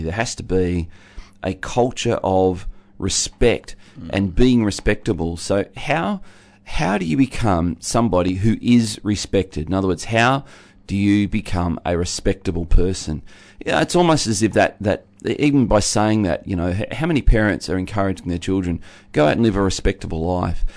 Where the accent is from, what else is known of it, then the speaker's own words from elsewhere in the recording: Tasmania, Australia; being a Tasmanian